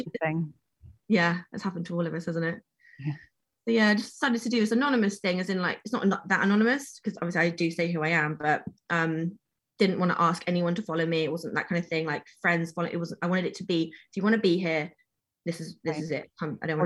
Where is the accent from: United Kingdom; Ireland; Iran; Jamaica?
United Kingdom; England; I'm in fucking England. I'm British.